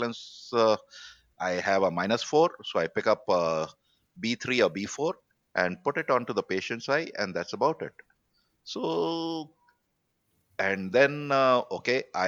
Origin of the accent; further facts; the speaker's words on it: India; I bargained as any Indian